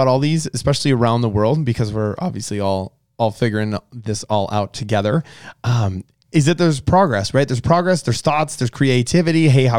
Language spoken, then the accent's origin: English; Bismarck, North Dakota, United States; moved away as an adult; now in Phoenix, United States; that's where I grew up, Bismarck, North Dakota.